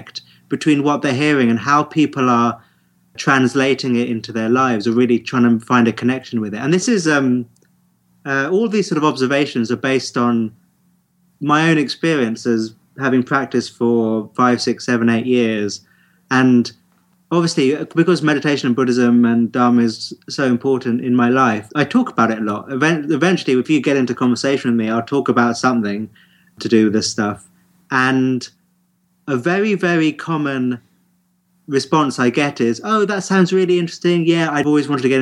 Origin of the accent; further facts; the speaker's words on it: United Kingdom; our British reserve